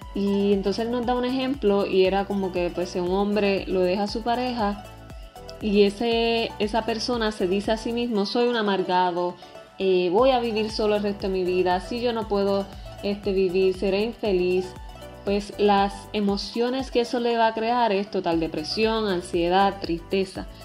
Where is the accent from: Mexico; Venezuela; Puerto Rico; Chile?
Puerto Rico; tengo veintitrés años, soy puertorriqueña